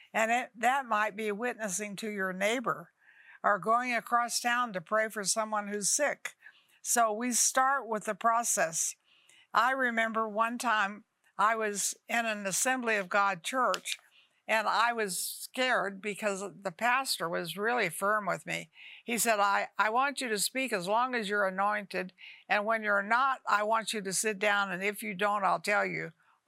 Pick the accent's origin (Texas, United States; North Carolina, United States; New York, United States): Texas, United States; Dalhart; I was born in Dalhart, Texas, a little tiny town